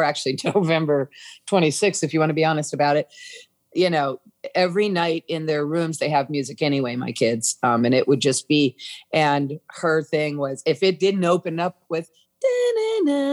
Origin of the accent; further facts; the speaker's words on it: New England, United States; I'm from New England, the land of Christmas.